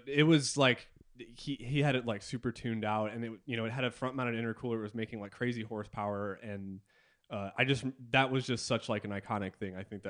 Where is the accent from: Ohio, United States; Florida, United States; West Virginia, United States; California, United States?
Ohio, United States; Yeah, I'm from Ohio too.